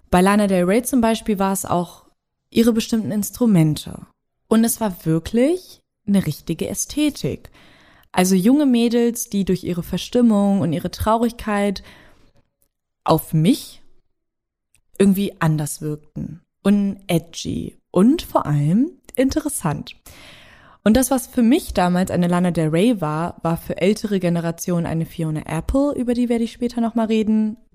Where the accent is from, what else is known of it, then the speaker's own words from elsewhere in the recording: Braunschweig, Lower Saxony, Germany; promoviert gerade an der Hochschule für Bildende Künste in Braunschweig, was übrigens meine Heimatstadt ist. Also Shoutout an die Hood.